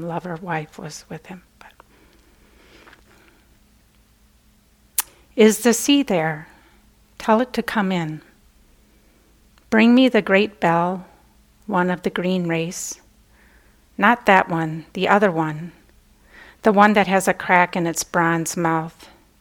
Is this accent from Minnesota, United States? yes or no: yes; Minnesota, United States; I was born and raised in Minnesota